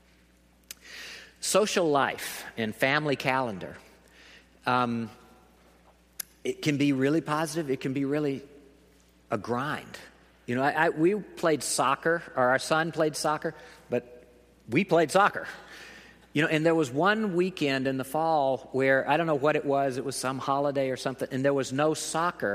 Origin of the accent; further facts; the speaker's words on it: the South, United States; I am from the South